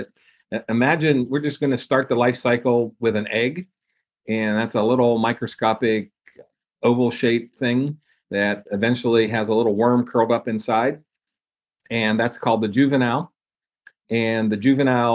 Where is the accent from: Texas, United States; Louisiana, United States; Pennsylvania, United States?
Pennsylvania, United States; just outside of Pittsburgh, southwestern; moved away as an adult; also born or lived in Georgia; now in Iowa, United States; I am from Pennsylvania, southwestern Pennsylvania, just outside of Pittsburgh.